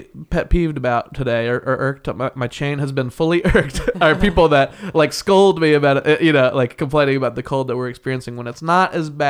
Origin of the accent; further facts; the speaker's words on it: Midwest, United States; I grew up in the Midwest. I did the best thing possible for me and moved to where it would be sunny and warm.